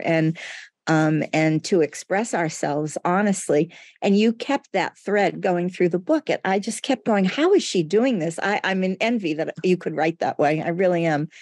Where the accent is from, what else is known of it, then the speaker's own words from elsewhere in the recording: United States; first language Portuguese; English is a second language; as I grew up in the United States